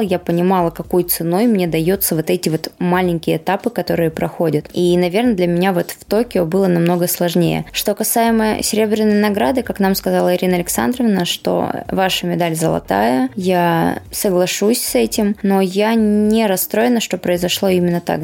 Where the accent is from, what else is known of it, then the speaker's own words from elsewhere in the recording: Yekaterinburg, Sverdlovsk Oblast, Russia; now in Moscow, Russia; в моем родном городе